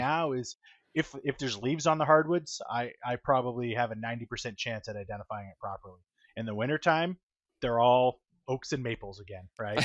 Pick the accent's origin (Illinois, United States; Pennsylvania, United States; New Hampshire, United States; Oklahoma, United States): New Hampshire, United States; Manchester; was born and raised in Manchester, New Hampshire, about fifty miles north of Boston